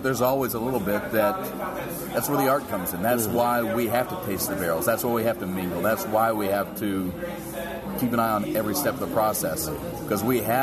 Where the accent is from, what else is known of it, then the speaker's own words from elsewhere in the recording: Kentucky, United States; growing up in Kentucky